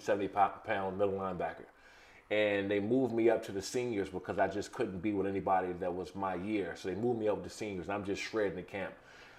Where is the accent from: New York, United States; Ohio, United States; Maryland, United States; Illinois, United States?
Maryland, United States; Prince George's County; I grew up in Prince George's County, Maryland. We grew up in bad, bad times there.